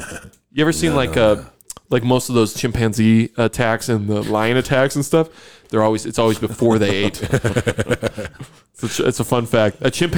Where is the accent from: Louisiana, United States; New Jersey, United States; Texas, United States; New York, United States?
New York, United States; Buffalo area; moved away as an adult; I was born in New York and lived there for 18 years.